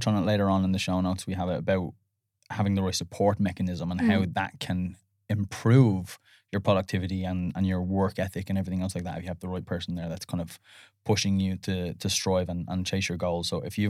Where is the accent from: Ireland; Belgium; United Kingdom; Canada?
Ireland; and then because we're Irish, then we put an accent on it.